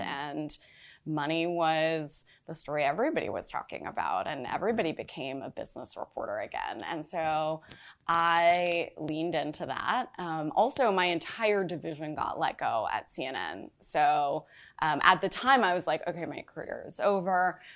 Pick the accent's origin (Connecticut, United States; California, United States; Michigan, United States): California, United States; Los Angeles; moved away as an adult; also born or lived in Orange County, California / Chicago; now in New York, United States; I was born in L